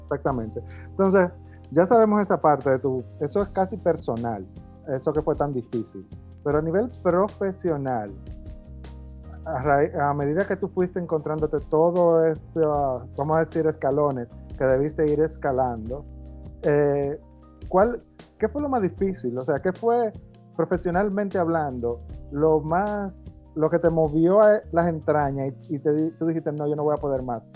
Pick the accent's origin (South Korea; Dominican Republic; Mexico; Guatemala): Dominican Republic; Mao, Valverde; soy de Mao, de un pueblo muy pequeño